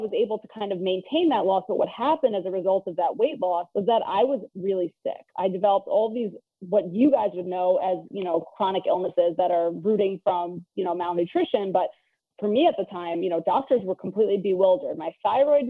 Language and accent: English; New York City, New York, United States; I grew up in Queens, New York